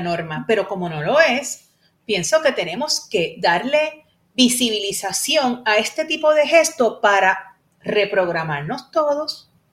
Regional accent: Puerto Rico; como decimos aquí en Puerto Rico

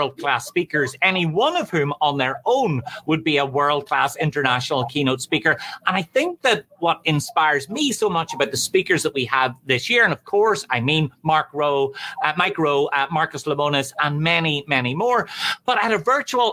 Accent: Ireland; I'm from Ireland

